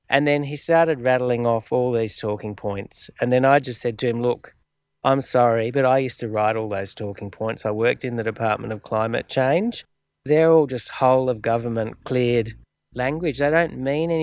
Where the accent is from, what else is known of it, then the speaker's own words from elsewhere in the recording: Australia; an Australian of shared Aboriginal and European descent